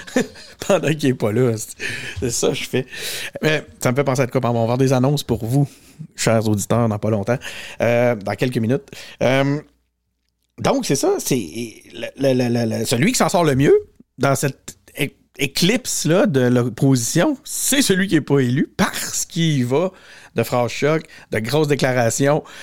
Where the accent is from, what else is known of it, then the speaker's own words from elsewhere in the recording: Quebec City, Quebec, Canada; j'ai grandi à Charlebourg, j'habite encore à Charlebourg